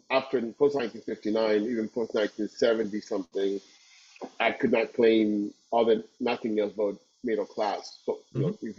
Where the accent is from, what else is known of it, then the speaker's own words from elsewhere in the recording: Havana, Cuba; also born or lived in Párraga, Havana; So I come from growing up in Santo Suarez